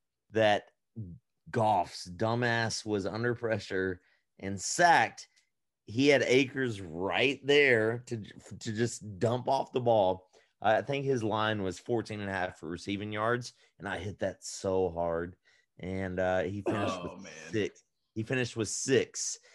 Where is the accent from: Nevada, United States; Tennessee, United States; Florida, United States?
Tennessee, United States; Nashville; I'm from Nashville.